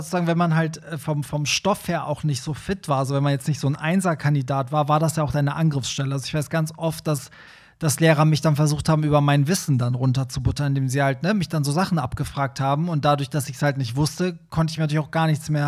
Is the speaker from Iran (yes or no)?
yes; Iran; German is a second language; now in Germany; wo kommst du nochmal her? Und ich so, Iran, und so, ja, da, die Ecke ist ja alles dasselbe.